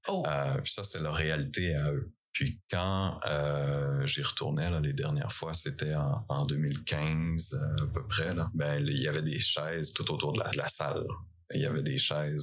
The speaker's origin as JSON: {"language": "French", "region": "Eastern Quebec", "country": "Canada", "tie": "born or raised there", "moved": "as an adult", "said": "c'est ici que j'ai grandi"}